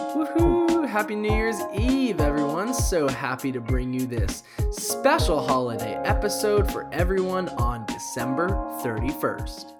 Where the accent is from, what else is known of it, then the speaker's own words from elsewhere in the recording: Asheville, North Carolina, United States; I'm from Asheville. My family lives in Asheville